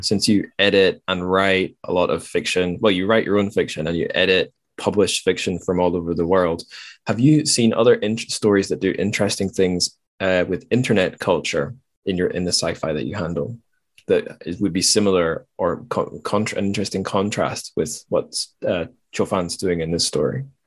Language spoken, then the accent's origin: English; Dundee, Scotland, United Kingdom; i was in my hometown, Dundee